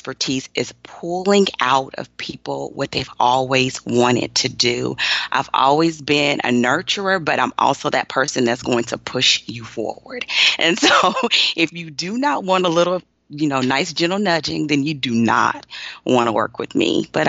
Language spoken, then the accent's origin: English; Austin, Texas, United States; And so I grew up in Austin, and I went to college and law school as a wife and a mother with little ones.